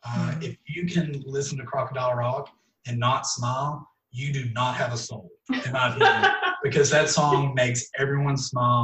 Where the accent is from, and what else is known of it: Texas, United States; born or raised there